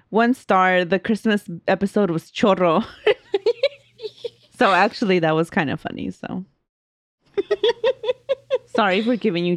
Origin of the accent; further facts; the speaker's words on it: Guerrero, Mexico; I'm originally from Guerrero, Mexico, and when I was little, I was raised Catholic.